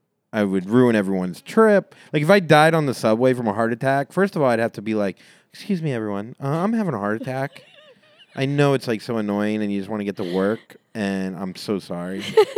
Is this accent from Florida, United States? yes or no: yes; Florida, United States; I'm from Florida, too.